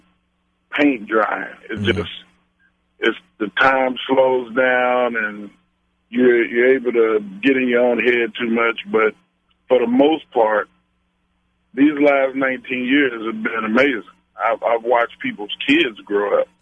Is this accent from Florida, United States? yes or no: no; Silsbee, Texas, United States; also born or lived in Austin, Texas; residing in Austin, but born and raised in Silsby, Texas